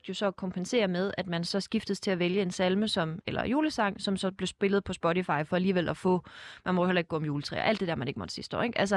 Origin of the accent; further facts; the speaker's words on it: Fredericia, Southern Denmark, Denmark; Jeg er fra Fredericia. Fredericia ja.